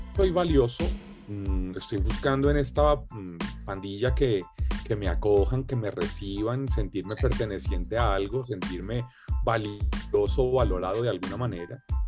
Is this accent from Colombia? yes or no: yes; Bogotá, Colombia; Bogotá, la ciudad donde yo vivía, donde yo nací